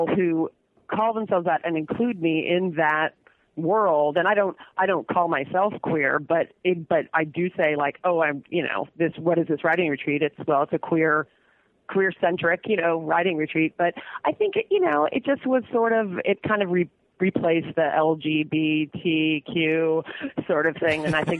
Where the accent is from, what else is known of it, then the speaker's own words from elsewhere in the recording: Saratoga, California, United States; also born or lived in Santa Cruz / San Francisco / Oakland / Berkeley; I grew up in San Jose, a town next to San Jose called Saratoga.